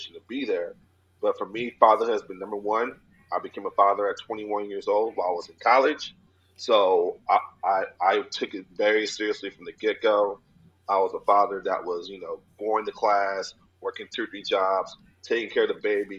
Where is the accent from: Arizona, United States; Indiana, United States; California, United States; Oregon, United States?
Arizona, United States; also born or lived in Los Angeles; born and raised in Arizona